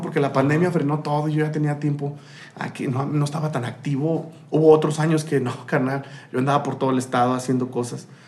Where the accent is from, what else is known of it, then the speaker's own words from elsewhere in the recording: Saltillo, Coahuila, Mexico; also born or lived in Sombrerete, Zacatecas / Tuxpan, Veracruz / Juárez; yo creo ya soy más saltillense que el pan de pulque, carnal. Porque yo nací en Zacatecas, yo nací en Sombrerete, Zacatecas, pero no conozco mucho de ahí